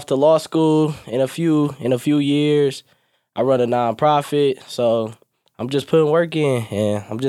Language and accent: English; Detroit, Michigan, United States; I'm from Detroit, Michigan, Southwest Detroit. I go to Michigan State right now, fourth year.